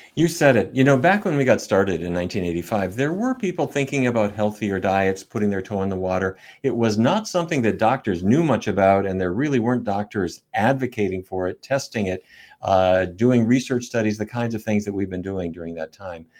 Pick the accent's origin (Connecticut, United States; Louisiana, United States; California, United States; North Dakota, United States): North Dakota, United States; Fargo; moved away; When I was a kid growing up in North Dakota